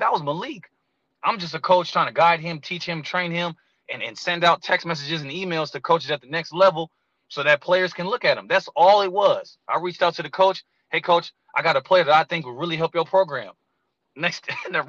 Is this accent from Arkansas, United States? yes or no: no; Moreno Valley, California, United States; also born or lived in Palmdale, California / Orange County, California; Born in Palmdale, lived out there for like 9 years. Moved around to a couple of different places, but we set up shop in Moreno Valley. And that's when I kind of started middle school